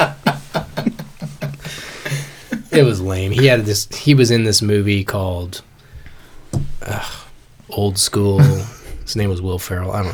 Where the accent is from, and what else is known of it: Idaho, United States